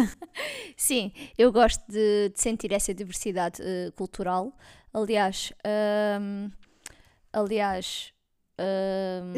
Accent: Alentejo, Portugal; accent: Alentejano; tenho assim um sotaque alentejano, porque sou alentejana

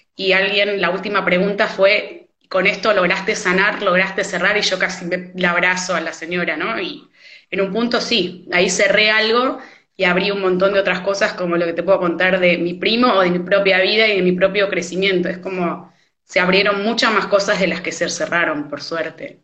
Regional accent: Argentina

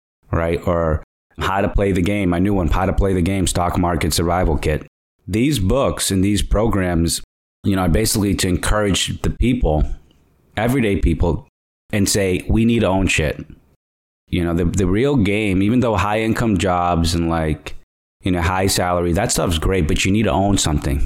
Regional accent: Boston, Massachusetts, United States; moved away as an adult; also born or lived in Dominican Republic (ancestry); now in San Francisco Bay Area, United States; I'm Dominican, I'm coming from East Coast Boston

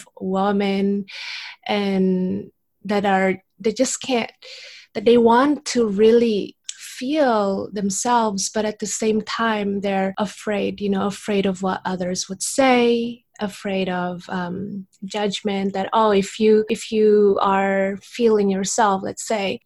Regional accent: Indonesia; moved away; I'm from Indonesia

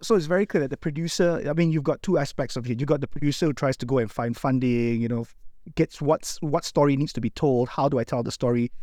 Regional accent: Malaysia; as Malaysian storytellers

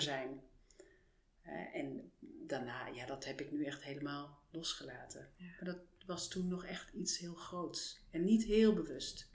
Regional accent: Frankfurt, Hesse, Germany; Dutch is a second language; moved away as an adult; now in Netherlands; Geboren en getogen in Duitsland, Frankfurt. Met 22 eh, ben ik naar Nederland gekomen voor de liefde

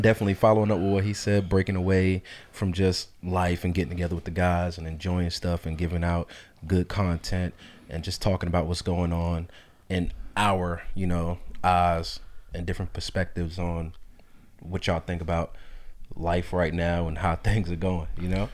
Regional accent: North Carolina, United States; also born or lived in New York; I was born in New York, uh, raised in North Carolina

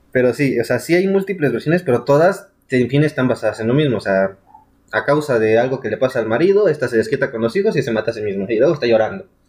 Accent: Mexico; Soy un pésimo mexicano

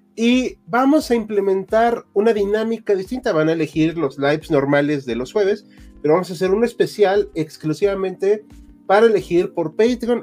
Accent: Mexico; Somos mexicanos

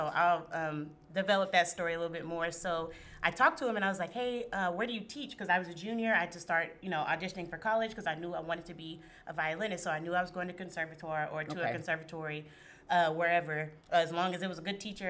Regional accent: Houston, Texas, United States; Yeah, I'm from Houston.

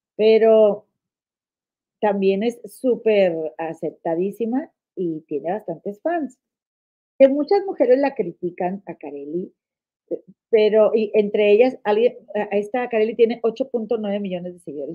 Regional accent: Monterrey, Nuevo León, Mexico; now in United States; en Nuevo León, en mi estado donde yo nací

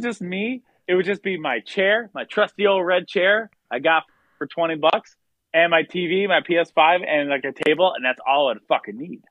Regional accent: Pierre, South Dakota, United States; also born or lived in Watertown, South Dakota / Clark, South Dakota / Sioux Falls, South Dakota / Minneapolis, Minnesota; And then I then I lived in Pierre until I was graduated high school

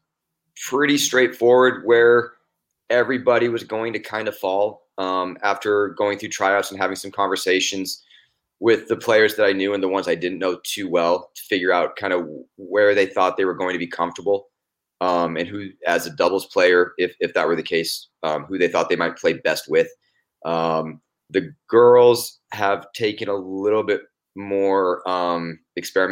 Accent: Anchorage, Alaska, United States; moved away as an adult; also born or lived in Boise / Fort Lauderdale / Portland / San Antonio; now in Idaho, United States; I was born and raised in Anchorage, Alaska

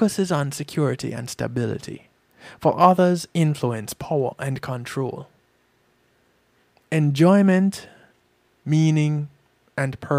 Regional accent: Jamaica; We Jamaicans are very familiar with bad mind

